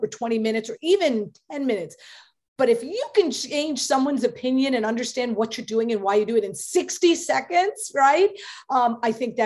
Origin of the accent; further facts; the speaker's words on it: New York, United States; Obviously I'm a New Yorker